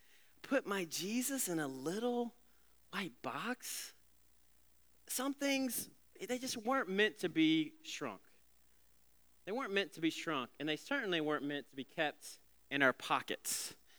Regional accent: Alabama, United States; some kid songs when I was back in the day growing up in Alabama.

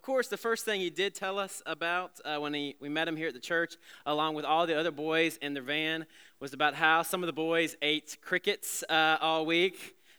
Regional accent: Alabama, United States; some kid songs when I was back in the day growing up in Alabama.

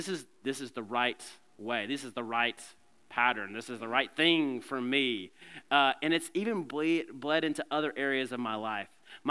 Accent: Alabama, United States; And I'm from Alabama. What do you expect?

